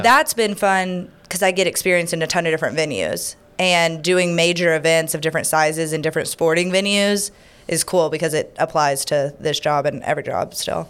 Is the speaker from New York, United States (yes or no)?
no; Houston, Texas, United States; also born or lived in Dallas, Texas / Omaha, Nebraska; now in Louisiana, United States; I'm originally from Houston, Texas.